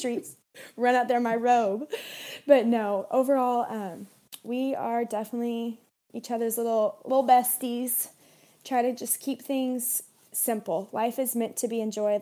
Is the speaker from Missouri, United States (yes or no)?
yes; Kansas City, Missouri, United States; now in Arizona, United States; We're both from Missouri